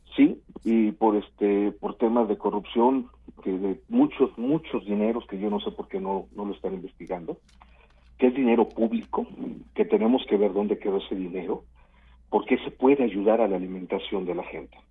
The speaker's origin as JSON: {"language": "Spanish", "town": "Coatzacoalcos", "region": "Veracruz", "country": "Mexico", "tie": "born or raised there", "moved": "as an adult", "lives_now": "Mexico City, Mexico", "said": "yo Nací hace algunos añitos en, en Coatzacoalcos, Veracruz"}